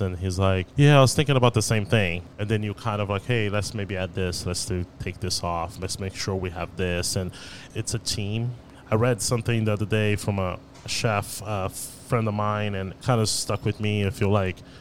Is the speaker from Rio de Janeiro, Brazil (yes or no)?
yes; Rio de Janeiro, Brazil; now in Dallas, United States; We grew up in Rio, but my grandmother is from Bahia